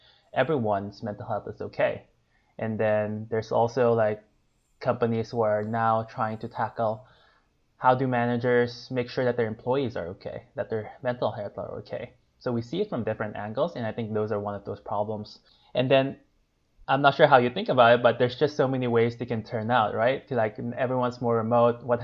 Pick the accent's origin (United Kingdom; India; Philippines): Philippines; moved away as an adult; also born or lived in Asia; now in Bay Area, United States; I grew up in the Philippines, where I stayed there for most of my